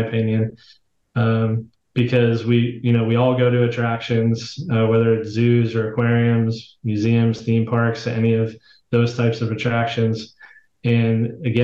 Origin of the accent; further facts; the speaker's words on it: Pittsburgh, Pennsylvania, United States; I was born and raised in Pittsburgh, Pennsylvania.